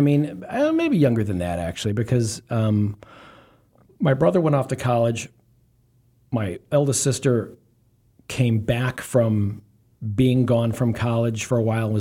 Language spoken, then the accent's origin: English; Prospect Heights, Illinois, United States; also born or lived in Cincinnati, Ohio; We moved into my family home that I grew up